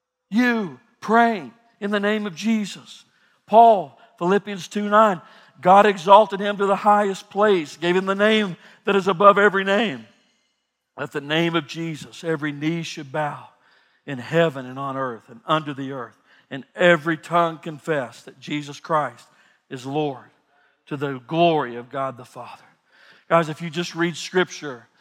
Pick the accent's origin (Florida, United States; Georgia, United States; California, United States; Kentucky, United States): Kentucky, United States; I grew up in Kentucky. We had a farm